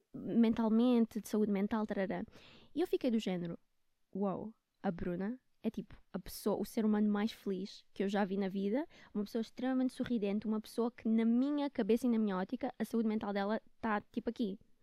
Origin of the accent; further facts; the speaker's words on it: Luanda, Luanda Province, Angola; moved away as an adult; also born or lived in Netherlands; now in Portugal; eu vivia com eles em Luanda